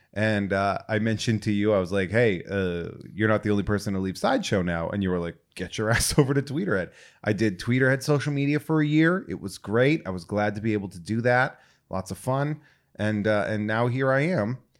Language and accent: English; New England, United States; moved away; I'm originally from New England